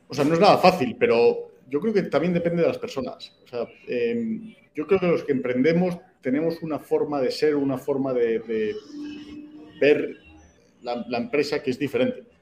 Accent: Madrid, Community of Madrid, Spain; moved away as an adult; also born or lived in Mexico City, Mexico / United States / Chile / Colombia; now in Yucatán, Mexico; soy español, se nota de dónde soy en cuanto abro la boca. Eh, pues nací en Madrid

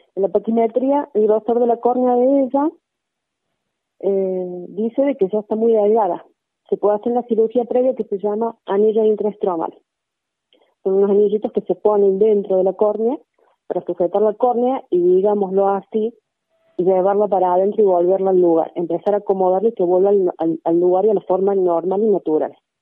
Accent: Cosquín, Córdoba, Argentina; nosotros somos de Cosquín

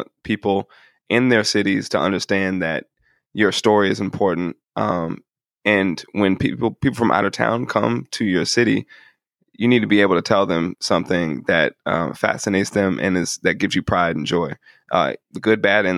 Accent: Kansas City, Missouri, United States; I was born and raised on Troost, around 75th Street.

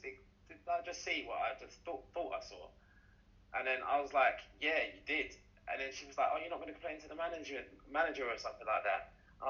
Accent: Jamaica; Yeah. I'm from Jamaica.

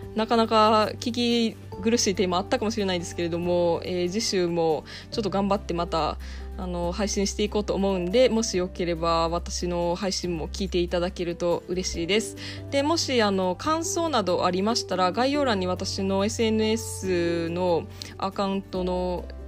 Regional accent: Osaka, Japan; moved away as an adult; now in Ireland; 私は大阪出身

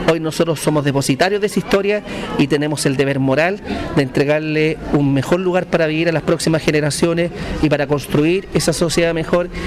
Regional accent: Linares, Maule, Chile; para los que somos nacidos, criados o malcriados en Linares, y ella con su empatía, con su sonrisa, con su amabilidad, con su buen trato, recibió a cientos de niños como yo.

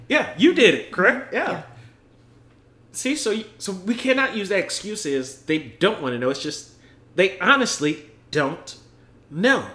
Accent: United States; I'm fucking American an American that put my fucking life on the line serving the military

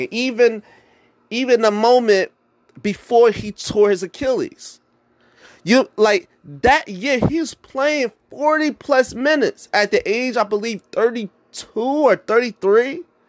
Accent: New Jersey, United States; I was born and raised in Jersey

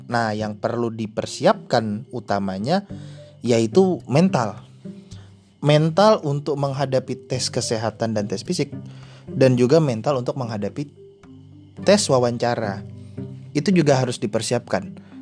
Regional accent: Hulu Sungai Tengah, South Kalimantan, Indonesia; saya aslinya Kalimantan Selatan Kabupaten Hulu Sungai Tengah

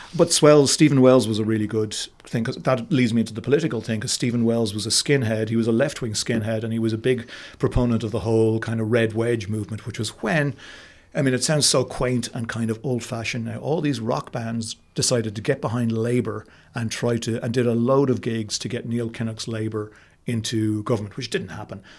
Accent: Cashel, Munster, Ireland; I grew up in Cashel in County Tipperary

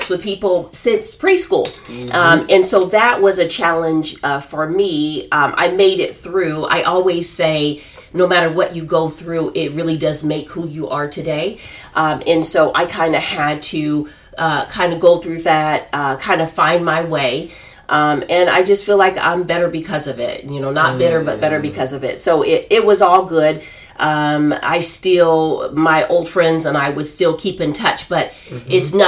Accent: Des Moines, Iowa, United States; I was actually born and raised in Des Moines, Iowa

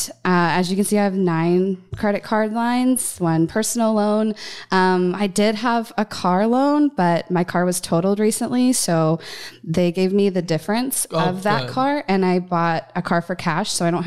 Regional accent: Dallas, Texas, United States; I'm 27. I hail from Dallas, Texas

